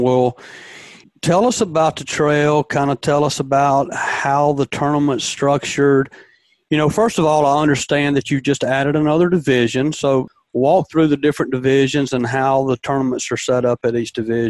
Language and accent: English; Demopolis, Alabama, United States; my hometown of Demopolis, Alabama